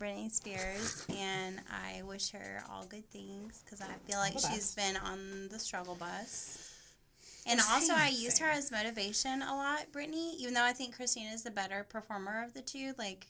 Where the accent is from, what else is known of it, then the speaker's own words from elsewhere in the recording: Virginia, United States; moved away as an adult; also born or lived in North Carolina; I grew up in Virginia, and I moved to North Carolina when I graduated high school